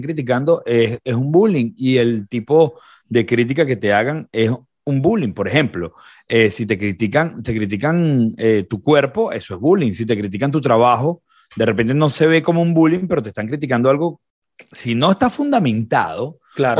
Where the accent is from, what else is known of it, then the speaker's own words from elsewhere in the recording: Venezuela; moved away as an adult; now in Recife, Brazil; como venezolanos